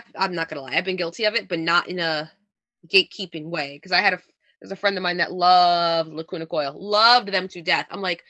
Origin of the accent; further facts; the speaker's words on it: New Jersey, United States; accent: Jersey; I try to sound as un-Jersey as I can sometimes for podcasts